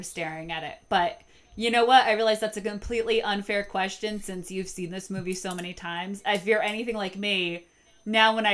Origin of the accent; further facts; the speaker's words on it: Connecticut, United States; moving back to Connecticut and getting a job at Borders, like everyone in my hometown